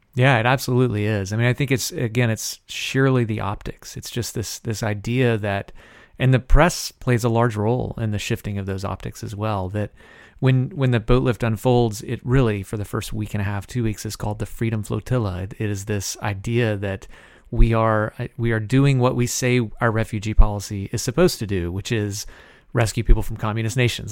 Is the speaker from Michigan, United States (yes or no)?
no; Alabama, United States; I'm a white Southerner. I'm from the South, from Alabama, many generations